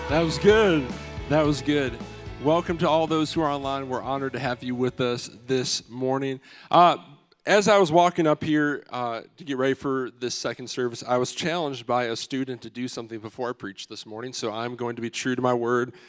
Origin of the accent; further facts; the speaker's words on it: Michigan, United States; moved away; We're all from Michigan